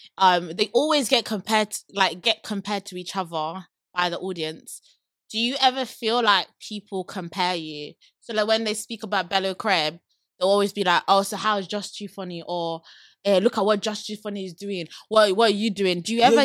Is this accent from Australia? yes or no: no; London, United Kingdom; oh, I'm from London.